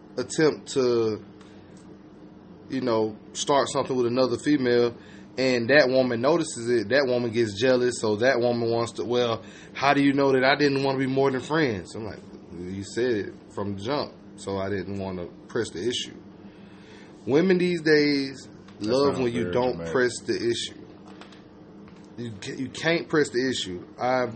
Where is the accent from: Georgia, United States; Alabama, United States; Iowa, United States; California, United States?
Georgia, United States; I'm from Georgia.